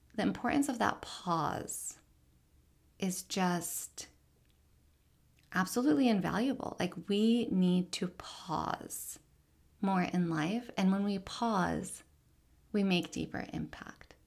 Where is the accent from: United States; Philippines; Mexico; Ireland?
United States; Richmond, Virginia; I am Palestinian American, born and raised in Richmond, Virginia